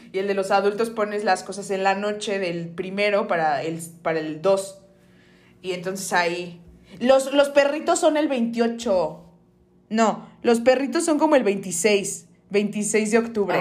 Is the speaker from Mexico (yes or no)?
yes; Mexico